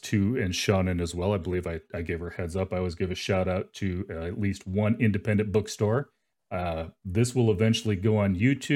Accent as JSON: {"language": "English", "town": "Phoenix", "region": "Arizona", "country": "United States", "said": "I'm from Phoenix"}